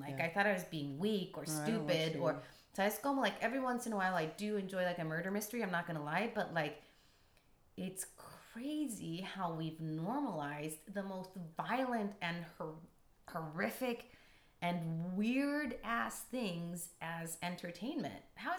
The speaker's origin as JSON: {"language": "English", "town": "Tijuana", "region": "Baja California", "country": "Mexico", "tie": "born or raised there", "moved": "yes", "lives_now": "San Diego, United States", "said": "growing up in Tijuana"}